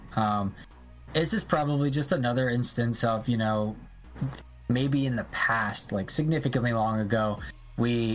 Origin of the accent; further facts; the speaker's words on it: Atlanta, Georgia, United States; it's in my hometown